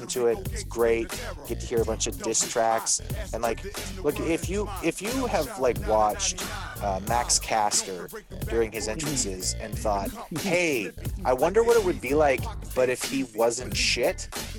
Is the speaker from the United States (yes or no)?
no; Canada; I'm allowed to say that because I'm Canadian.